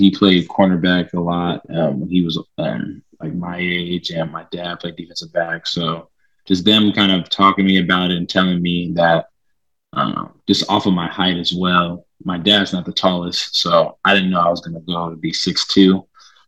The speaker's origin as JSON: {"language": "English", "town": "Seattle", "region": "Washington", "country": "United States", "tie": "born or raised there", "said": "I grew up in the Central District near Capitol Hill. I think growing up in Seattle was great"}